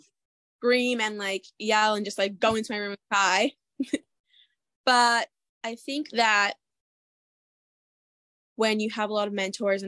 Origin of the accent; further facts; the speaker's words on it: Mequon, Wisconsin, United States; I am from Mequon, Wisconsin. I lived here almost my entire life. Moved here when I was 6 months